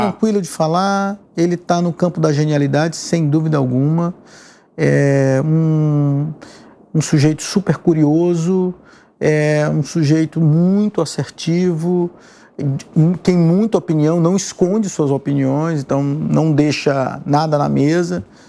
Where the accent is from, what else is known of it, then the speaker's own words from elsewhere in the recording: São Luís, Maranhão, Brazil; now in São Paulo, Brazil; lá na minha cidade onde eu nasci